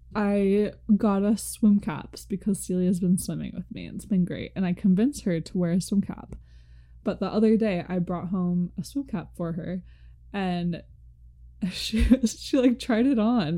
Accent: United States; we're from America.

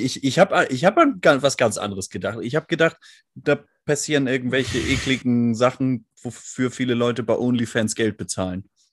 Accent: Northern Germany, Germany; also born or lived in Hamburg; als Norddeutscher

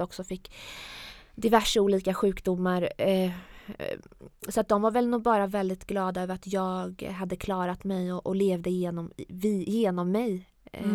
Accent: Jönköping, Jönköping County, Sweden; also born or lived in Piteå / Iran; Vi flyttade från Piteå där när jag var runt 9-10 och hamnade i Jönköping

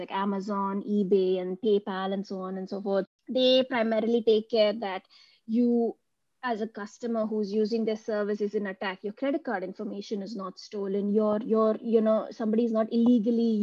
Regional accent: India; now in Munich, Germany; I come from India and now I live in Munich in Germany.

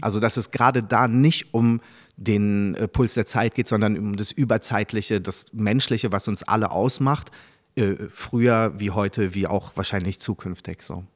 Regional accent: Germany; first language French; German is a second language; also born or lived in Paris, France; now in Berlin, Germany; als ich dann, da war ich so zwischen sechs und sieben nach Deutschland gekommen bin

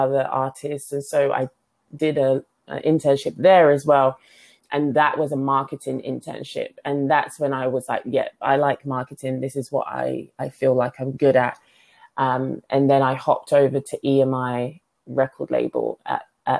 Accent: London, United Kingdom; moved away as an adult; also born or lived in New York; now in Silicon Valley, United States; I grew, born, raised in London

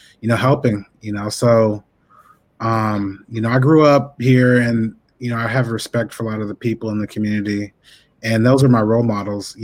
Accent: East Palo Alto, California, United States; also born or lived in Oakland; I was born in Oakland at the Naval Hospital, and I was raised mostly in East Palo Alto.

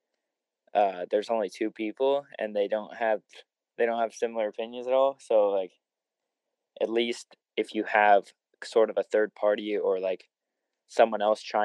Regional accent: Ohio, United States; I'm from Ohio

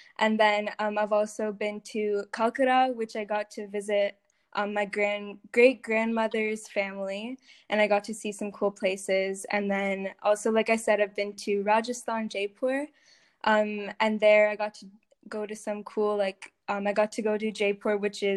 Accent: Canada; I was born here in North America

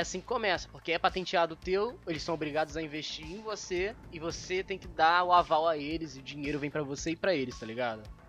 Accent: Brazil; eu sou brasileiro

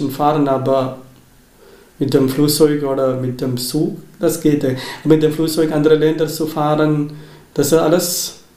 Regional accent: Kerala, India; German is a second language; now in Germany; Ich komme aus äh, Indien, aus Kerala.

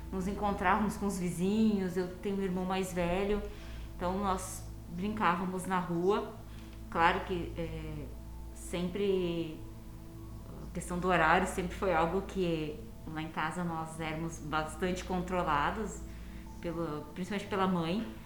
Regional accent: Campo Bom, Rio Grande do Sul, Brazil; eu venho da cidade de Campo Bom, né, do Vale dos Sinos, em torno de 50 quilômetros daqui de Porto Alegre. Nasci há 33 anos atrás

